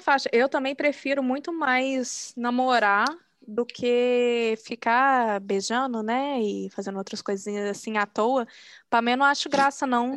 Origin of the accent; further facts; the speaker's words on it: Brazil; sou do Brasil, né? Porque né, a gente brasileira